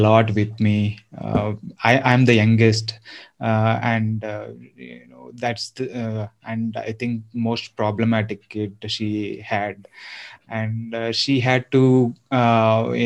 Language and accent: English; Eluru, Andhra Pradesh, India; also born or lived in Hyderabad; now in Bangalore, India; I am from Andhra. So I'm from a town called Eluru, and I've lived for about 10 years in Hyderabad